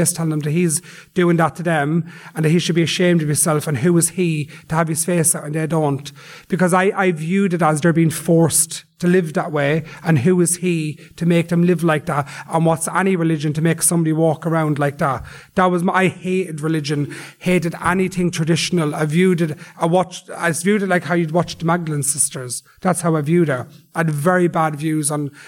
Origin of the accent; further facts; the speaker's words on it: Dublin, Leinster, Ireland; also born or lived in Drogheda; I grew up in Ballymun site. That's my home. That's where I grew up. I lived there since I was 3